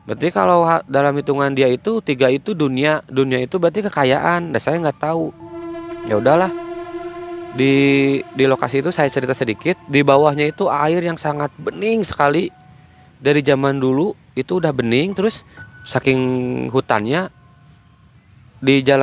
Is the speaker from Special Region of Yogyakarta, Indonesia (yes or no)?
no; Bandung, West Java, Indonesia; Saya bilang aja dari Bandung, saya dari Bandung Barat.